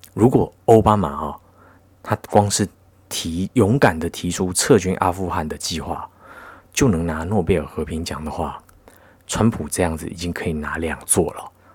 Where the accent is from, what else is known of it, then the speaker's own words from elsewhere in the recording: Taiwan; 那你作为一个台湾人